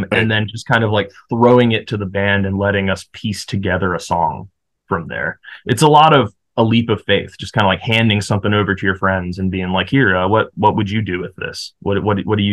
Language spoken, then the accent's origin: English; Hillsboro, United States; my hometown in Hillsboro